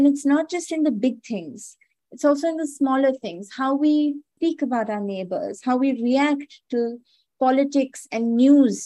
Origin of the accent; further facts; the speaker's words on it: Delhi, India; I'm from Delhi because I was born there